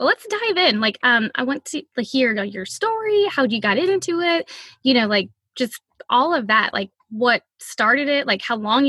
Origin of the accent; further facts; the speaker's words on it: Louisiana, United States; now in Oregon, United States; So we live in Oregon, but we're from Louisiana. So we drive back and forth a lot.